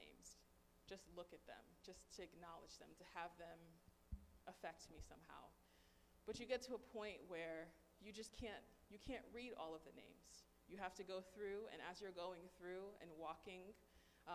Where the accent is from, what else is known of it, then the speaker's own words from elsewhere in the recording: United States; growing up in the American school system